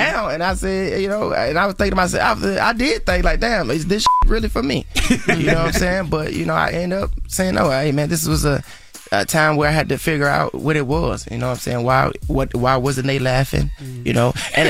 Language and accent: English; Atlanta, Georgia, United States; For me, I just did my hometown, Atlanta.